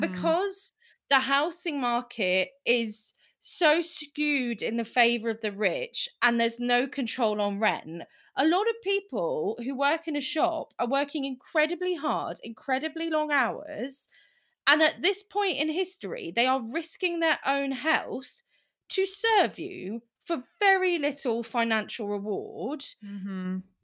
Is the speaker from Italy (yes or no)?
no; United Kingdom; we're British.